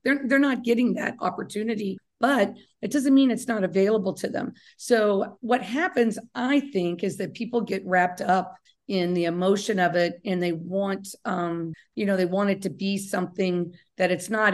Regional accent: Kentucky, United States; I'm from Kentucky

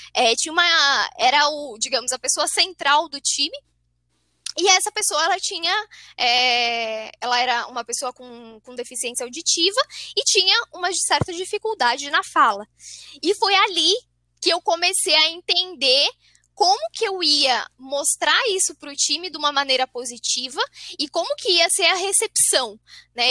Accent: São José dos Campos, São Paulo, Brazil; eu sou paulista, sou de São José dos Campos, São Paulo.

